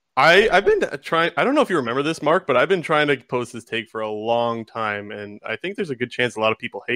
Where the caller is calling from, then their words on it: Sarnia, Ontario, Canada; Sarnia, Ontario.